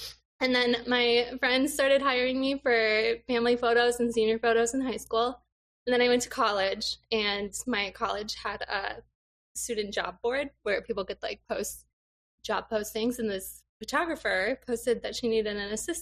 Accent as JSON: {"language": "English", "town": "Des Moines", "region": "Iowa", "country": "United States", "tie": "born or raised there", "also_born_or_lived": "Minneapolis, Minnesota", "moved": "as an adult", "lives_now": "Eastern Wisconsin, United States", "said": "I grew up in Des Moines, Iowa."}